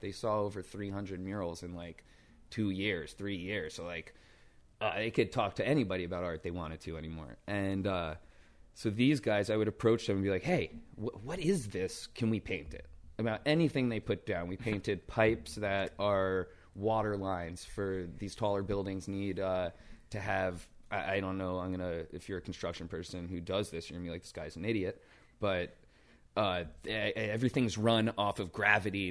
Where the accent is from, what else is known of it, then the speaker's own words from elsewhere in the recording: New York City, New York, United States; I grew up in, uh, Brooklyn Heights in downtown Brooklyn